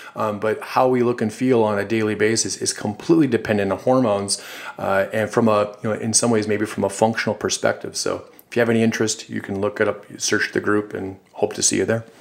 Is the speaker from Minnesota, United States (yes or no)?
yes; Duluth, Minnesota, United States; a company actually in my hometown in Duluth, Minnesota